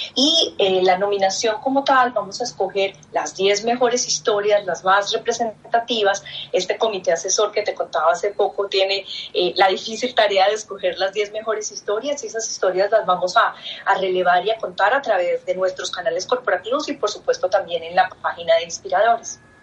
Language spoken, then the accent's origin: Spanish; Colombia